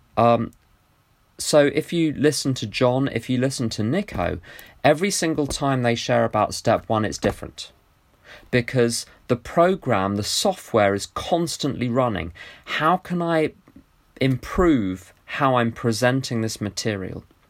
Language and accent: English; United Kingdom; my attachment to being British